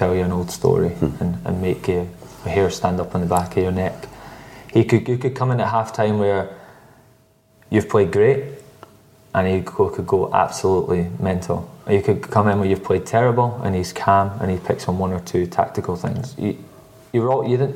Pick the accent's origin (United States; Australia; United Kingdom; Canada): United Kingdom; Scotland; I'm Scottish